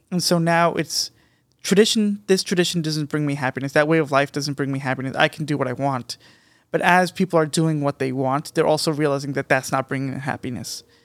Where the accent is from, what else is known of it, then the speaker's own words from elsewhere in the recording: United States; as an American, in America